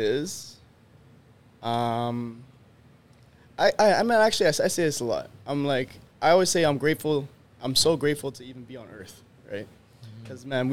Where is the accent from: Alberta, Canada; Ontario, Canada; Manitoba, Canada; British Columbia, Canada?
Manitoba, Canada; Winnipeg; we're coming from Winnipeg